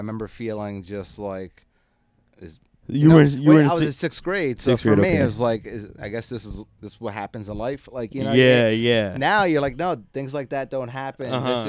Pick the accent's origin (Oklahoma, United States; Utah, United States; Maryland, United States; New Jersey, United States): New Jersey, United States; born there; I was born in Jersey. That's it. We rep for our area.